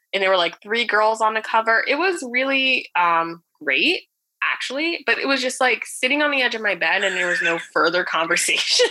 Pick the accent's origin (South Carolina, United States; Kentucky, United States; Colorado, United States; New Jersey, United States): New Jersey, United States; born and raised in North Jersey